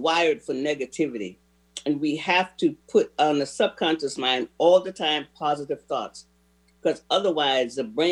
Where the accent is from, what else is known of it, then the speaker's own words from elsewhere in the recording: Central Florida, United States; moved away; I'm from Florida. I didn't know what gumbo was. I mean, I guess some people in Northern Florida might know, but Central Florida, I never heard of gumbo